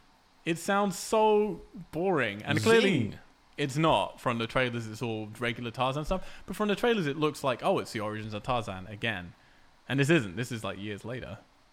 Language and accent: English; England, United Kingdom; moved away; growing up in England